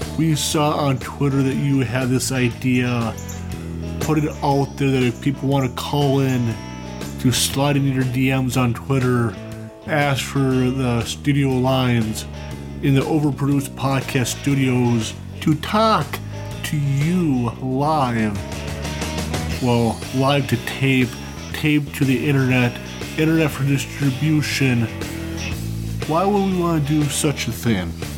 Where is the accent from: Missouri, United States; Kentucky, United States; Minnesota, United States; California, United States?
Minnesota, United States; Cambridge; now in St. Cloud, United States; I grew up in you know either in Cambridge, Minnesota